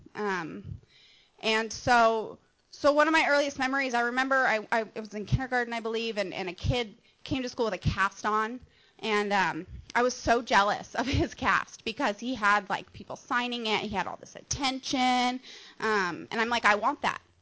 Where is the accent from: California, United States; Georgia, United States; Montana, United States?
Montana, United States; now in Mission Viejo, United States; I'm from Montana, and I grew up in Montana